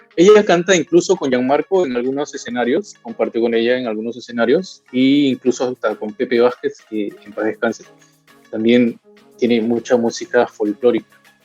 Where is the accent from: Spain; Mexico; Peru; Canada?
Peru; en mi país